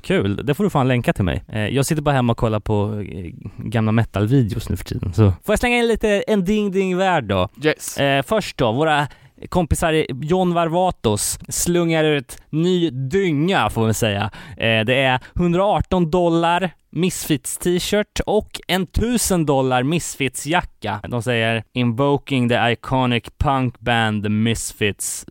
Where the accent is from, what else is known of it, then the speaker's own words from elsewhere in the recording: Gothenburg, Västra Götaland, Sweden; min hemort här, Göteborg